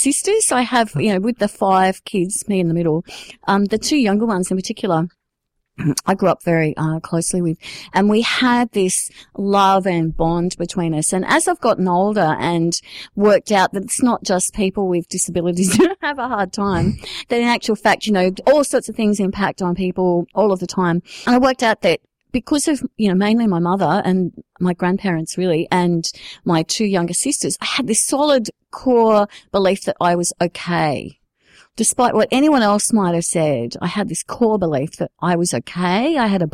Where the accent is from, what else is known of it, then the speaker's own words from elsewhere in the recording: Sydney, New South Wales, Australia; I grew up in the southwestern suburbs of Sydney